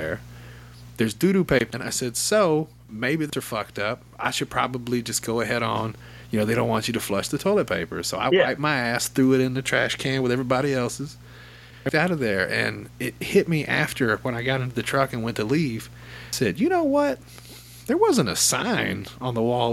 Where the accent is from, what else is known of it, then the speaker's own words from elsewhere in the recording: Arkansas, United States; I'm from Arkansas